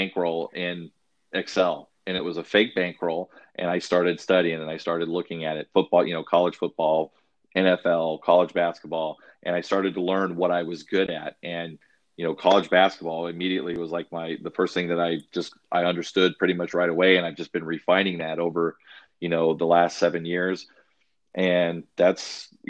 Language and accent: English; Arizona, United States; I'm from Arizona, so we went to Phoenix Greyhound Park. I was 7 years old